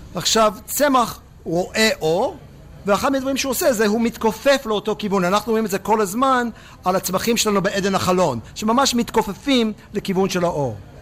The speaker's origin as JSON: {"language": "Hebrew", "town": "Pittsburgh", "region": "Pennsylvania", "country": "United States", "tie": "born or raised there", "also_born_or_lived": "Jerusalem, Israel", "second_language": "Hebrew", "moved": "as an adult", "lives_now": "Israel", "said": "בפיטסבורג איפה שגדלתי"}